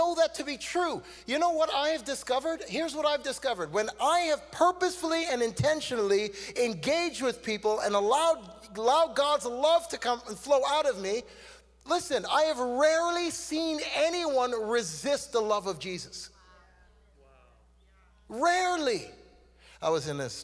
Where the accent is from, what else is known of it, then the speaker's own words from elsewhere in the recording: Canada; accent: Canadian; also born or lived in Trinidad; I was born in Trinidad. I came to Canada when I was 2 years old. I'm Canadian, by the way. You can tell by how I'm talking